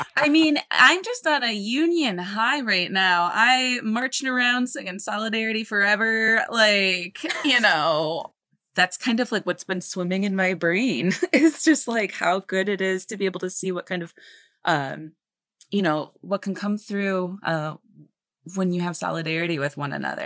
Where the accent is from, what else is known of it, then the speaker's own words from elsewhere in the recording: Michigan, United States; now in Chicago, United States; I'm from Michigan. I'm home right now visiting my family